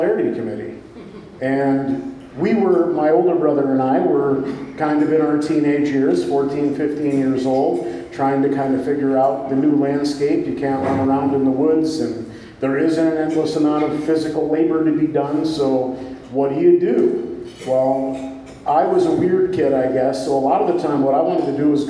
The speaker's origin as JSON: {"language": "English", "town": "Wilton", "region": "New York", "country": "United States", "tie": "born or raised there", "said": "growing up in Wilton, my father, my stepmother, my brothers"}